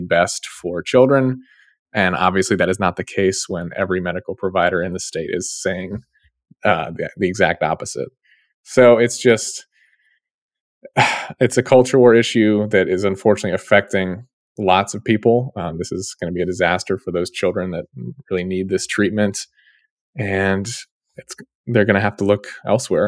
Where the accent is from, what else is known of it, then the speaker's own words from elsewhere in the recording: Ohio, United States; my home state